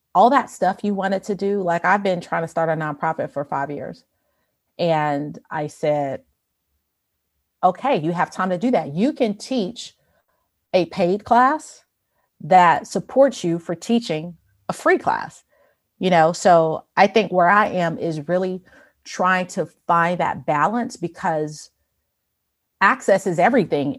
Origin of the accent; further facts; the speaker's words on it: Chicago, Illinois, United States; I grew up in Chicago